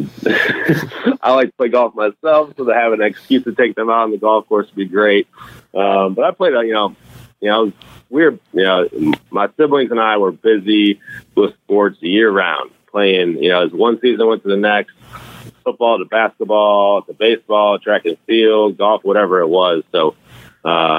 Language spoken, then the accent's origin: English; Chicago, Illinois, United States; also born or lived in Wisconsin; growing up in Chicago